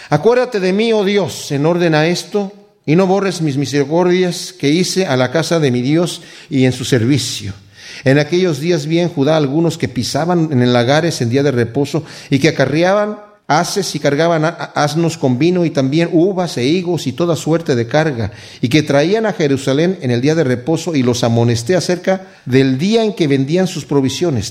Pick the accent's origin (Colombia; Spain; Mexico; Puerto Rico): Mexico; now in United States; yo soy mexicano y mi esposa es de aquí de Estados Unidos